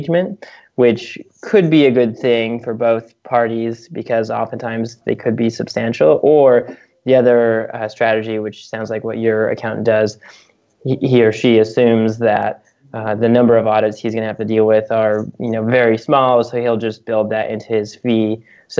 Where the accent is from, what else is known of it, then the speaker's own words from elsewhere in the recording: United States; also born or lived in Canada; as an American who lived in Canada for a few years